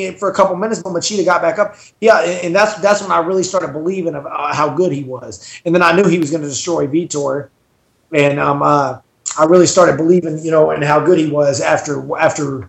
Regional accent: Dallas, Texas, United States; I'm from Dallas

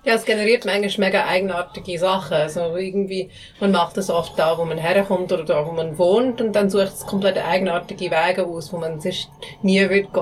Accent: United States; now in Switzerland; bei mir in den USA auch funktioniert. Da, wo ich herkomme.

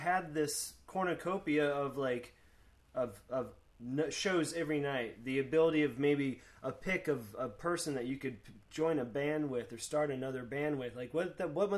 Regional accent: Florida, United States; I grew up in Florida

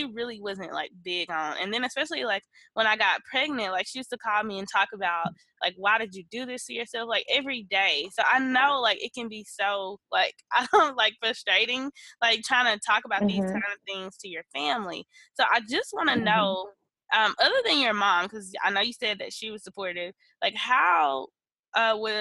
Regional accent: Mississippi, United States; moved away as an adult; now in Houston, United States; I'm originally from Mississippi. I currently live in Houston

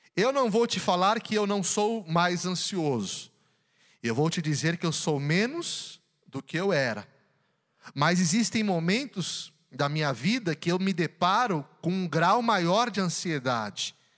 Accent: São Paulo, Brazil; also born or lived in Belo Horizonte, Minas Gerais; eu nasci em Belo Horizonte, mas eu fui para São Paulo. Meus pais foram para São Paulo trabalhar. Com dois anos, eles me levaram para São Paulo e eu cresci em São Paulo

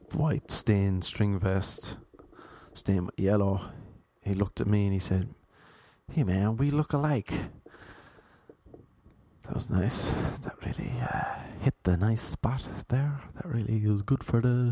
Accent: Cork, Munster, Ireland; accent: Cork; moved away as an adult; now in Los Angeles, United States; I am from Cork. This is a Cork accent.

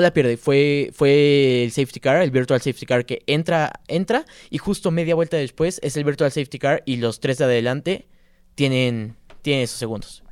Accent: Mexico; somos mexicanos

